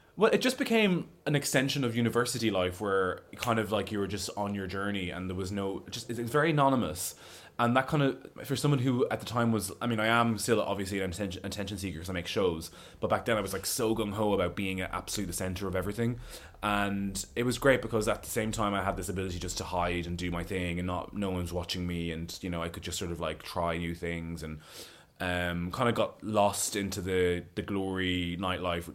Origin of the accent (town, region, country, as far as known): Roscommon, Connacht, Ireland; born or raised there; now in London, United Kingdom